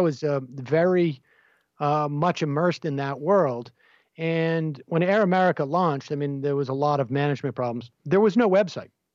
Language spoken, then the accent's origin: English; Worcester, Massachusetts, United States; I was involved in local politics where I grew up in Worcester, Massachusetts